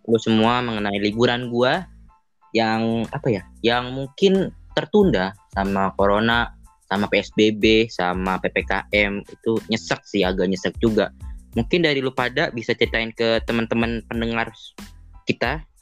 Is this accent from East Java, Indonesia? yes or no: no; Yogyakarta, Special Region of Yogyakarta, Indonesia; gue mau pulang kampung kan kampung gue di Jogja nih